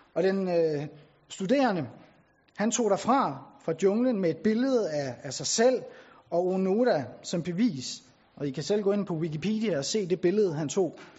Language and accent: Danish; Bornholm, Capital Region of Denmark, Denmark; now in Tarm, Denmark; jeg er oprindelig fra Bornholm